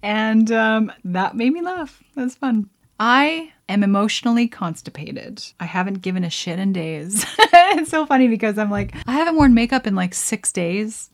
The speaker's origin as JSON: {"language": "English", "region": "Alberta", "country": "Canada", "tie": "born or raised there", "said": "I grew up in Alberta"}